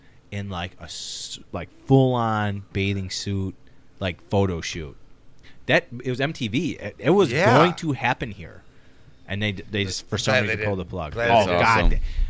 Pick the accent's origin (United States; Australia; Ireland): Ireland; and I mean, me being like Irish, I was like, meh.